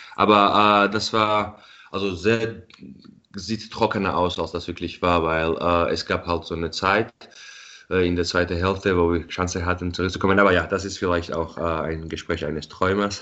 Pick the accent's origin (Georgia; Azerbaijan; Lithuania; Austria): Georgia; Tbilisi; moved away as an adult; now in Munich, Germany; ich bin ja in Tbilisi geboren und aufgewachsen